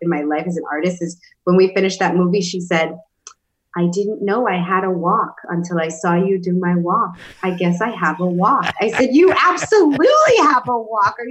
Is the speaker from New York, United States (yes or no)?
yes; New York City, New York, United States; I come from New York City, from the Bronx, is where I grew up